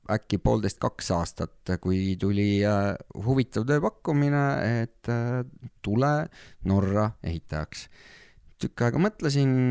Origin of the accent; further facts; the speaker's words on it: Saarde Parish, Pärnu County, Estonia; moved away as an adult; also born or lived in Norway; mina olen siit